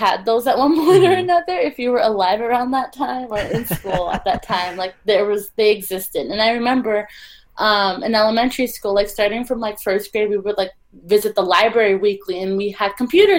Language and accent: English; Los Angeles, California, United States; now in Toronto, Canada; I'm from Los Angeles.